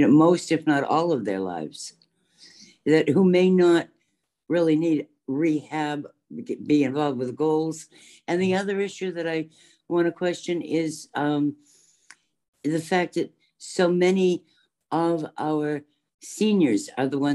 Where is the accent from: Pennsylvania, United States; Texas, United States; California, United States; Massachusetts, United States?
Massachusetts, United States; Boston; now in Maryland, United States; I'm originally from Boston, not from Maryland